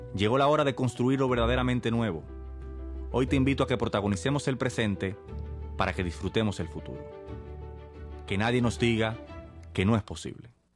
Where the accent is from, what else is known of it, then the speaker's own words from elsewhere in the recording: Santo Domingo, Distrito Nacional, Dominican Republic; nací y me crié en Santo Domingo